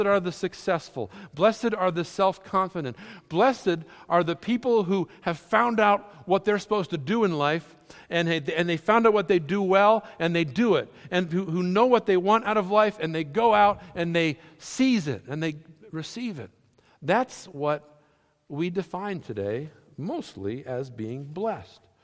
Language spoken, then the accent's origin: English; New England, United States; I grew up in New England.